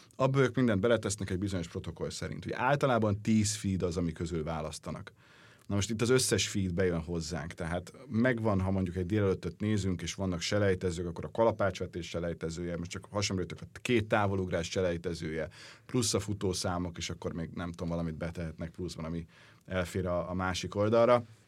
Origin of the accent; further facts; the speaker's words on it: Hungary; mégiscsak magyarok vagyunk